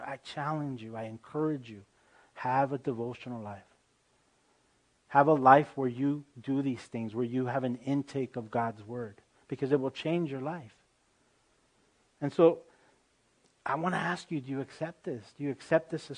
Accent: United States; I'm an American through and through, but I also grew up speaking the Spanish language

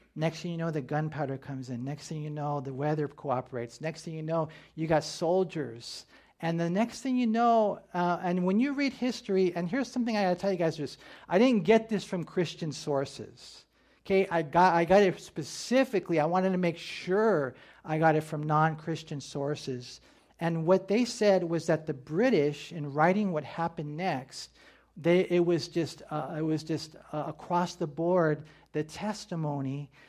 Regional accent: United States

